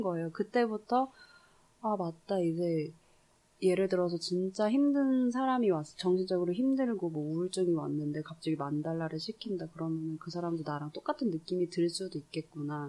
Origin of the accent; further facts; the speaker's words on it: South Korea; moved away; 한국에서 자라서